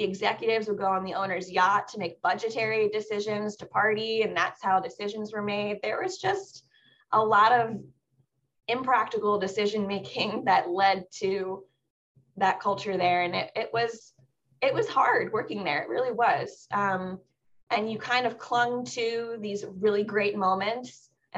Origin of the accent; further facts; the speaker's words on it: Southern Maryland, United States; I grew up in the area. I grew up in Southern Maryland